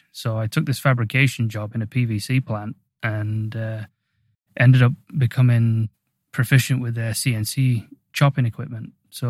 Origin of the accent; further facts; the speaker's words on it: Swallownest, Yorkshire and the Humber, United Kingdom; So I grew up in a little village just on the outskirts of Sheffield called Swallownest. And it was had about 5,000 to 6,000 people in there.